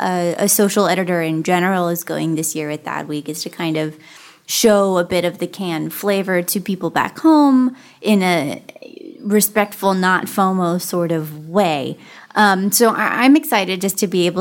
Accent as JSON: {"language": "English", "region": "Florida", "country": "United States", "said": "I'm from Florida"}